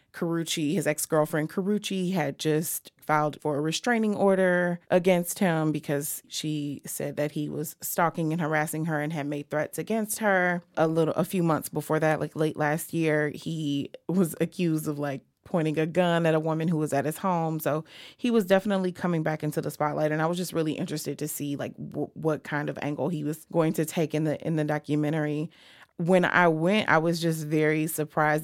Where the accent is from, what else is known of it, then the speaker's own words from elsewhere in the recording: Chicago, Illinois, United States; I am from Chicago. I've lived in h-, housing projects in Chicago